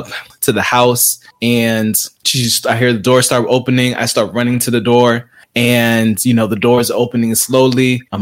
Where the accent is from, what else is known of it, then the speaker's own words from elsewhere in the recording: South Florida, United States; I'm originally from South Florida. So my parents are from Haiti, so I'm of Haitian descent